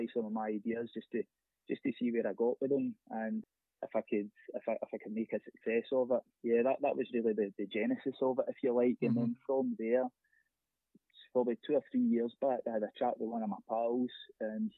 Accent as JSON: {"language": "English", "town": "Greenock", "region": "Scotland", "country": "United Kingdom", "tie": "born or raised there", "said": "I grew up in Greenock"}